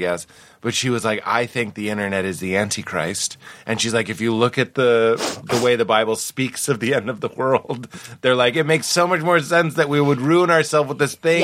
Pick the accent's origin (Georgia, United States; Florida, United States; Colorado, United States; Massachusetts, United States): Massachusetts, United States; Boston; I was raised in Boston.